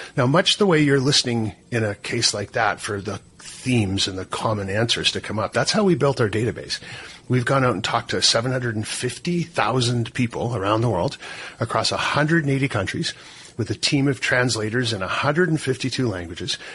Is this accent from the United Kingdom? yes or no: no; Canada; as a Canadian sitting up here